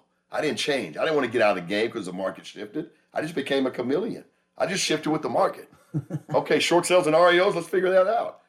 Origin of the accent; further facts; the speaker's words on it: Dallas, Texas, United States; now in Las Vegas, United States; I'm a Dallas guy because I was born and raised in Oak Cliff, right?